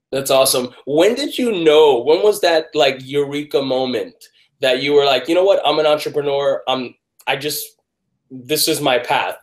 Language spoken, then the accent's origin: English; Miami, Florida, United States; I grew up in Miami